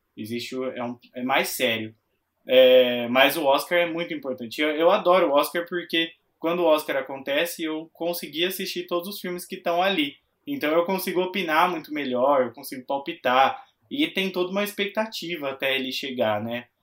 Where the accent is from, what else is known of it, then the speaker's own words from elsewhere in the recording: Itápolis, São Paulo, Brazil; eu nasci numa cidade que chama Itápolis, é uma cidade bem pequena do interior